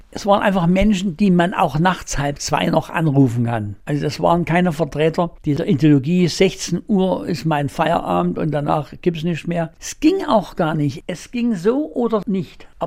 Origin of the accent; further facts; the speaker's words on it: Saxony, Germany; born there; Ich habe immer in den Bergen, ich bin auch im Erzgebirge geboren.